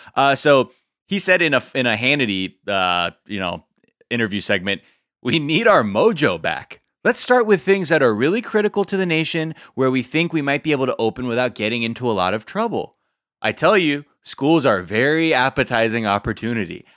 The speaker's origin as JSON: {"language": "English", "town": "Los Angeles", "region": "California", "country": "United States", "tie": "born or raised there", "said": "growing up in Los Angeles"}